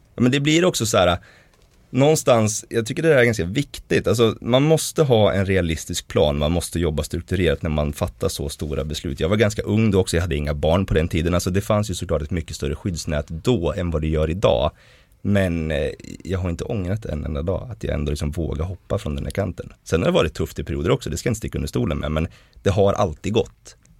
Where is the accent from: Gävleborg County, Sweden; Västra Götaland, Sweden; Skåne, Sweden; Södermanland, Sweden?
Gävleborg County, Sweden; Hudiksvall; kommer från en ganska liten stad som heter Hudiksvall. Och vi växte liksom upp kärnfamiljsaktigt